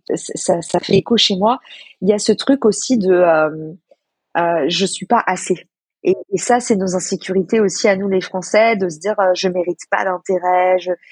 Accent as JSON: {"language": "French", "country": "France", "also_born_or_lived": "United States", "said": "quand on est français"}